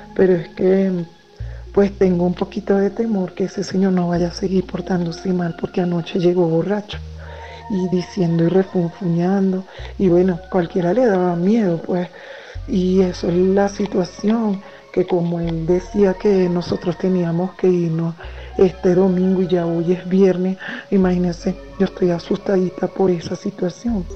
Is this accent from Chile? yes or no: no; Venezuela; now in Colombia; nosotros somos venezolanas